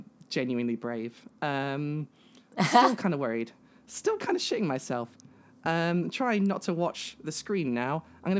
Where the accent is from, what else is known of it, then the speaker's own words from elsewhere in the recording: United Kingdom; I am a trans woman from the UK.